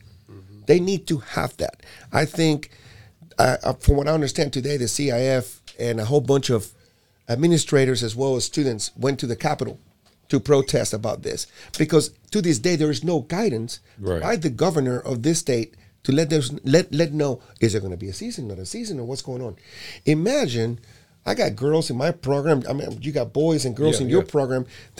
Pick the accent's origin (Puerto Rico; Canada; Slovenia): Puerto Rico; I'm from Puerto Rico, so what the heck? if I'm from Puerto Rico, I could even vote, you know.